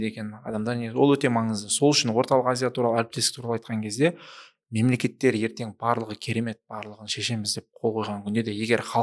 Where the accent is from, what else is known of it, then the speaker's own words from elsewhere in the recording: Shymkent, Kazakhstan; мен өзім өзім шымкент қаласының шымкент қаласының тумасымын түркістан облысының тумасымын